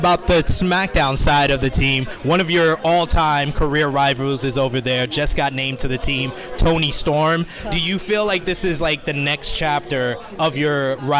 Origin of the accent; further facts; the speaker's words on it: New York, United States; I'm from New York.